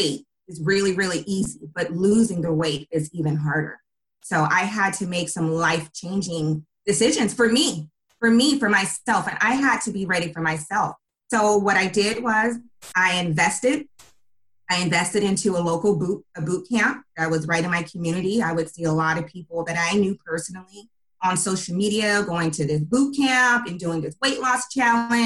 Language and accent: English; Bay Area, California, United States; I am from the Bay Area, born and raised in the Bay Area